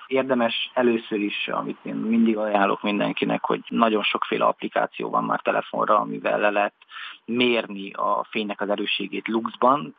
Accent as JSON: {"language": "Hungarian", "region": "Transylvania", "country": "Romania", "moved": "as an adult", "lives_now": "Budapest, Hungary", "said": "nekem erdélyiként mindig is nagyon közel állt a természet"}